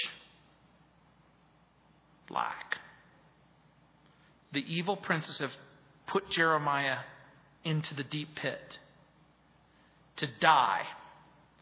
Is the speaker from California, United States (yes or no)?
yes; Mojave Desert, Southern California, United States; I grew up in Southern California in the Mojave Desert, where you didn't have a sewage system.